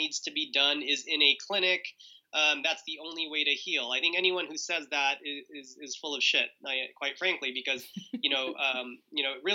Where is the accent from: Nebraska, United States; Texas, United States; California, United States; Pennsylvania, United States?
California, United States; Southern; we were raised in Southern California in a Jehovah's Witness family